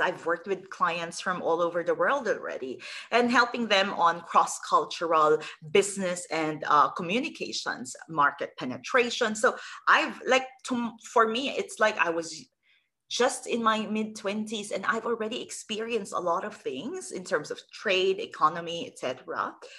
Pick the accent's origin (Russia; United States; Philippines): Philippines; I'm originally from the Philippines